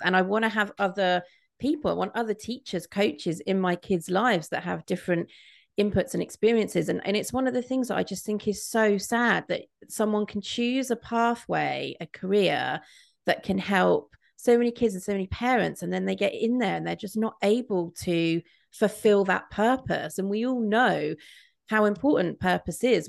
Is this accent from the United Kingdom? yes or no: yes; Midlands, United Kingdom; I grew up in the Midlands in the nineties